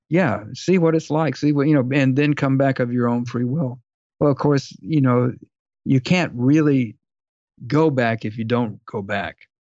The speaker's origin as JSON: {"language": "English", "town": "Dallas", "region": "Texas", "country": "United States", "tie": "born or raised there", "said": "I grew up in Dallas"}